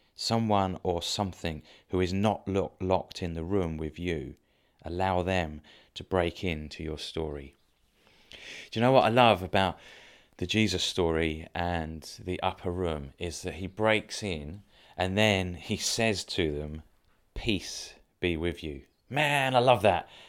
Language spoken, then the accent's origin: English; Dover, South East England, United Kingdom; I grew up in Dover